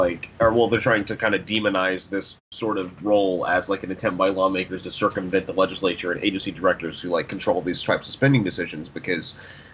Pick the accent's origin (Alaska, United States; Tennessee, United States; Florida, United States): Florida, United States; now in Oklahoma, United States; Florida, I think it was in my home state